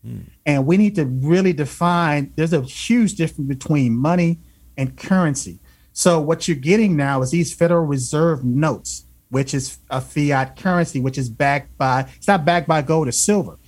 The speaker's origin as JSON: {"language": "English", "region": "Alabama", "country": "United States", "tie": "born or raised there", "said": "I grew up in the South. {S0} Yes. {S1} I was born in Alabama."}